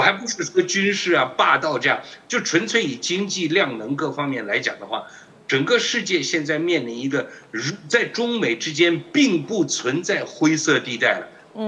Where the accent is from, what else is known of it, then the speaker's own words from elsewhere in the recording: Taiwan; 我们台湾人这个是做，呃，工商民族嘛，工商国家嘛